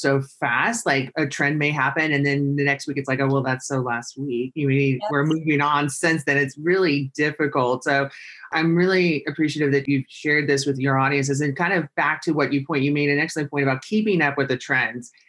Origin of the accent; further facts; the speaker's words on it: San Luis Obispo, California, United States; I grew up in California, San Luis Obispo